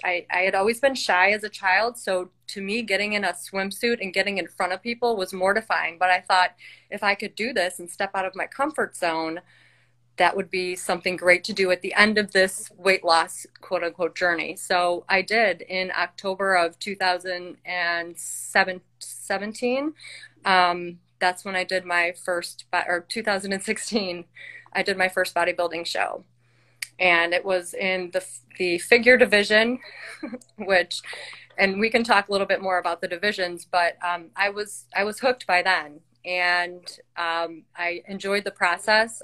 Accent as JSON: {"language": "English", "town": "Chicago", "region": "Illinois", "country": "United States", "said": "I am from Chicagoland area."}